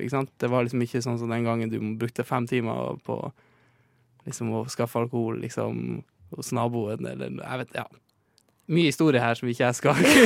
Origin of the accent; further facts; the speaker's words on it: Northern Norway, Norway; accent: Northern Norwegian; now in Oslo, Norway; han er jo fra der jeg er fra